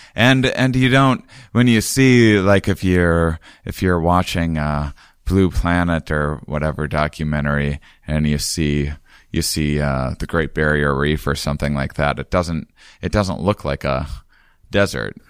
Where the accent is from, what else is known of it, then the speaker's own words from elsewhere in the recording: Wisconsin, United States; also born or lived in Portland area; now in Portland, United States; I'm from Wisconsin, so I have areas around there I can, I can visit my family